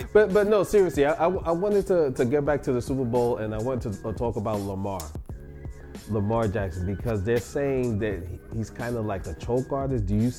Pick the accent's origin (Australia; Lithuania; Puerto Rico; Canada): Puerto Rico; accent: Boricua; Because I'm Boricua. That's my accent.